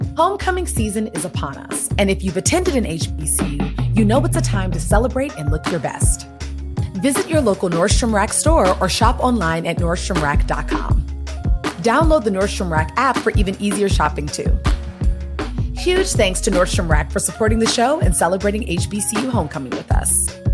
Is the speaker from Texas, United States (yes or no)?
no; Washington, District of Columbia, United States; I'm from the Washington, D C area, so Howard was never far away from home.